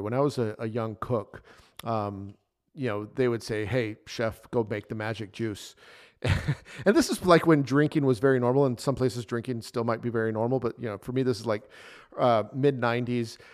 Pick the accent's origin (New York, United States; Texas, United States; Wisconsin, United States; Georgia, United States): Texas, United States; El Paso; El Paso, Texas, which is my hometown